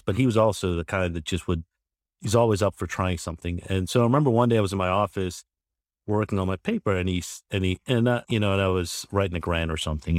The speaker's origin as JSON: {"language": "English", "region": "Georgia", "country": "United States", "said": "I'm originally from Georgia itself."}